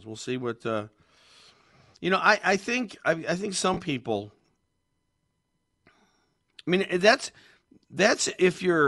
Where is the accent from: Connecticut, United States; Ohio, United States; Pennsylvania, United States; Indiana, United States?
Connecticut, United States; Meriden; Meriden, the Silver City, my hometown